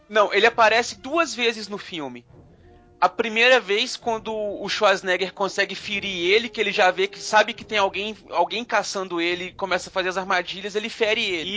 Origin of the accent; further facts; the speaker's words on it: Carandaí, Minas Gerais, Brazil; Lá na minha cidade, lá em Carandaí, onde eu, onde eu fui criado quando eu era criança